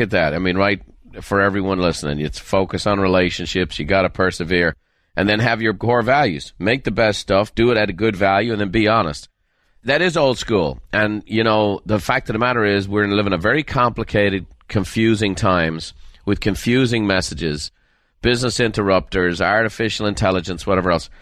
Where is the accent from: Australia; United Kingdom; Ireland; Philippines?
Ireland; moved away; I'm from Ireland